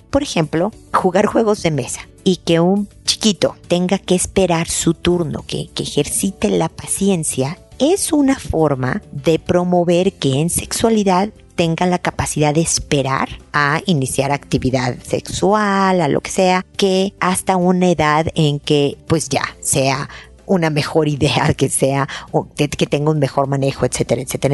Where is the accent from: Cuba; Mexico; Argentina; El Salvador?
Mexico; moved away as an adult; now in Chile; soy mexicana, pero hemos vivido en Chile muchos años